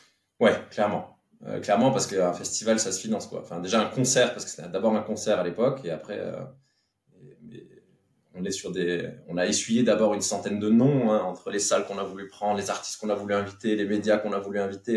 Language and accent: French; Petite-Rosselle, Grand Est, France; also born or lived in Metz / Paris; now in Saint-Julien-lès-Metz, France; je suis né, euh, euh, à Petite Rosselle, qui est dans le, vraiment dans le, dans l'est de la Moselle, juste à la frontière de l'Allemagne